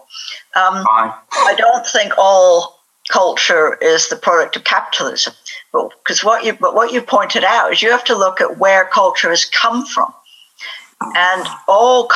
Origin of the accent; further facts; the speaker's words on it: United States; now in United Kingdom; I'm American